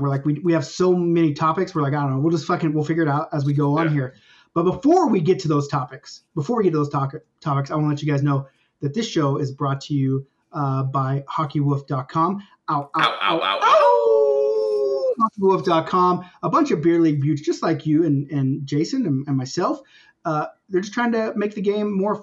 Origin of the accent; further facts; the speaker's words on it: United States; now in Canada; I'm American too.